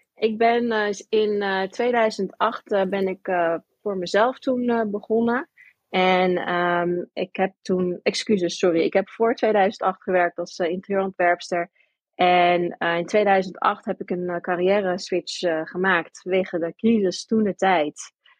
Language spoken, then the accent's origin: Dutch; New York, United States; now in Netherlands; Ik ben geboren ook in Amerika, ik ben opgegroeid in New York.